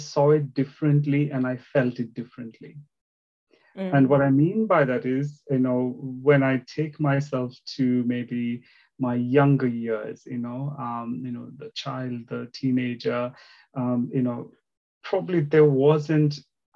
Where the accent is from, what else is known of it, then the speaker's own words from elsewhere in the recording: India; English is a second language; also born or lived in Northeast India / South India; now in United Kingdom; I was born in the northeast of India and then moved more towards the southern part of India